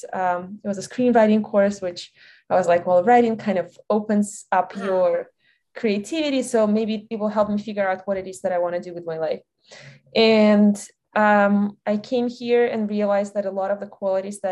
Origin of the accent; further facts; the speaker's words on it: Belarus; English is a second language; moved away as an adult; now in United States; I'm originally from Belarus